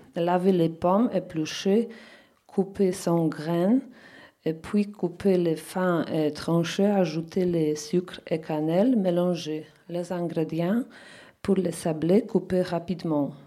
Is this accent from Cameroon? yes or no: no; Poland; French is a second language; now in France; je viens de Pologne